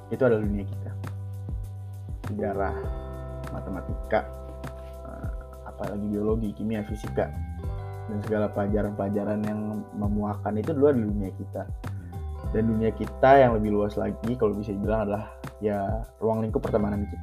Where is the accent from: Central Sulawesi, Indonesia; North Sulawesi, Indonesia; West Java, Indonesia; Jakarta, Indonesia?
West Java, Indonesia; Depok; gue tumbuh di Depok kota yang menurut orang-orang tuh absurd gue juga mikir absurd sih ya, cuman ini adalah tempat dimana gue tumbuh gitu ini tempat dimana gue berkembang